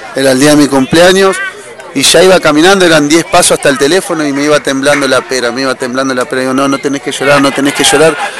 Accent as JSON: {"language": "Spanish", "region": "Santa Fe", "country": "Argentina", "moved": "yes", "said": "De Santa Fe."}